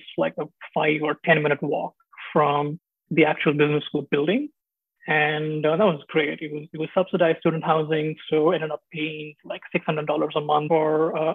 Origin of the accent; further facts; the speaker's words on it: Mumbai, Maharashtra, India; moved away as an adult; also born or lived in Delhi / Chapel Hill, United States; now in Seattle, United States; I was raised in Mumbai, so huge city, like 18, 20 million people.